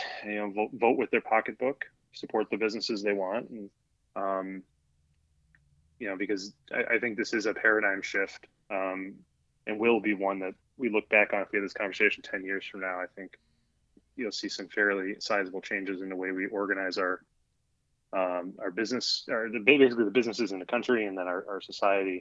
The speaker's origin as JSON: {"language": "English", "town": "Chicago", "region": "Illinois", "country": "United States", "moved": "yes", "lives_now": "Miami, United States", "said": "I'm from Chicago. I live in Miami."}